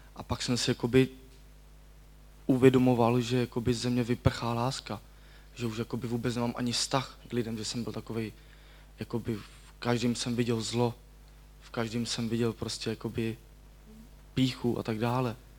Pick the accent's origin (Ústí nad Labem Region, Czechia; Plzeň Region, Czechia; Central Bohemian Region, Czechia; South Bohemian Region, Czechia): Ústí nad Labem Region, Czechia; Děčín; pocházím z Děčína